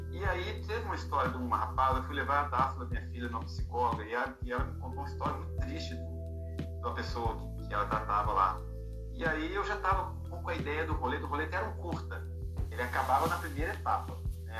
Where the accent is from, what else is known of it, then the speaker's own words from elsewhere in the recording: Belo Horizonte, Minas Gerais, Brazil; eu sou nascido é, e criado nas favelas de Belo Horizonte